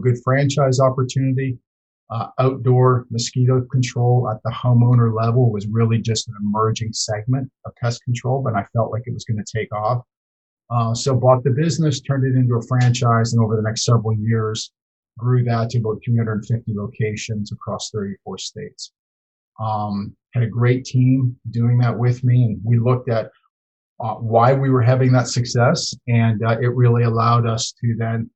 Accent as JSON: {"language": "English", "town": "London", "region": "Ontario", "country": "Canada", "tie": "born or raised there", "said": "I grew up in London, Ontario"}